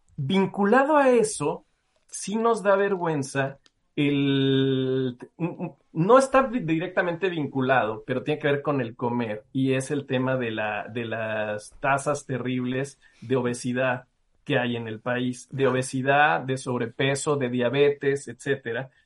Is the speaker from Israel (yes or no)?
no; Mexico; somos los mexicanos